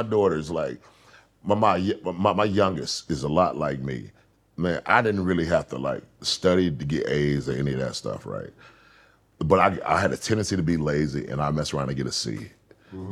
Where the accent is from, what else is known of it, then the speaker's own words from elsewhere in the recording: Atlanta, Georgia, United States; moved away as an adult; also born or lived in Los Angeles, California; I'm from Atlanta